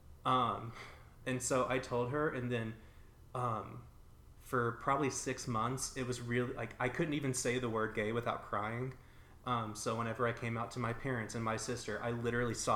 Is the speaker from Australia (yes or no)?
no; a small town in the South, United States; I also grew up in a really pretty small town in the South where like being gay is just not okay